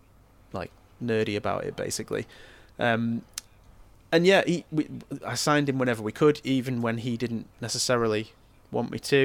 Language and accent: English; Stoke-on-Trent, West Midlands, United Kingdom; although I'm from Stoke, my mum is from Norwich and my dad is from Ipswich